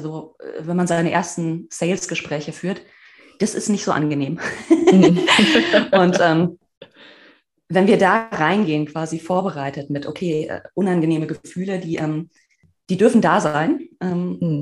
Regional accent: Marburg, Hesse, Germany; also born or lived in Berlin; ich komme aus Marburg.

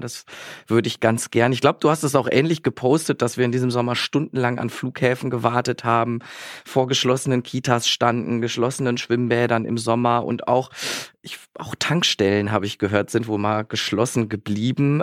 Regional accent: Bielefeld, North Rhine-Westphalia, Germany; in meiner wunderbaren Heimatstadt Bielefeld

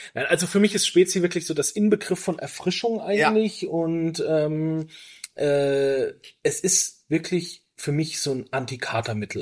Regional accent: Franconia, Bavaria, Germany; moved away; also born or lived in Berchtesgaden; ich komme ja aus, aus Franken-Bayern

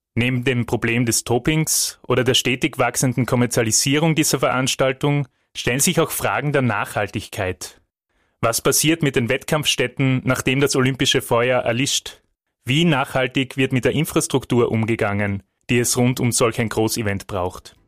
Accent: Austria; bei uns in Österreich

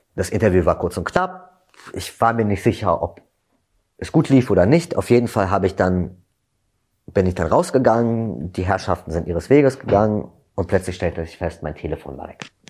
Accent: Berlin, Germany; also born or lived in London; ich komme aus Berlin

